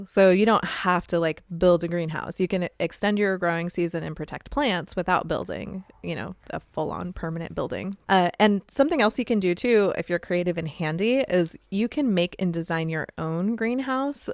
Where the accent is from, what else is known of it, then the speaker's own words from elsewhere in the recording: Arizona, United States; now in Midwest, United States; I'm from Arizona